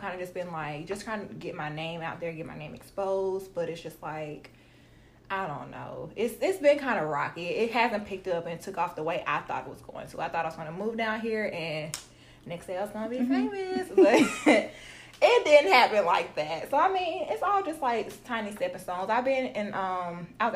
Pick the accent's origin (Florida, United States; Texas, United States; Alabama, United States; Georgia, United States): Alabama, United States; Tuscaloosa; moved away as an adult; now in Atlanta, United States; I'm from Tuscaloosa, Alabama. Y'all don't know about T-Town. It's small